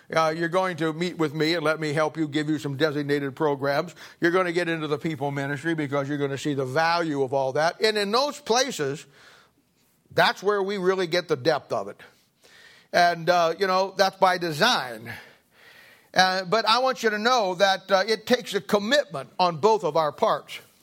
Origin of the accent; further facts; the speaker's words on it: Kansas City, Missouri, United States; I'm from Kansas City